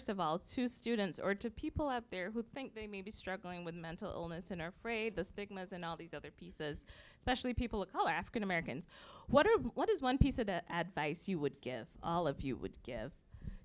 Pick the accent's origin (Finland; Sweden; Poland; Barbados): Barbados; moved away; growing up in Barbados, like black people, 95% were black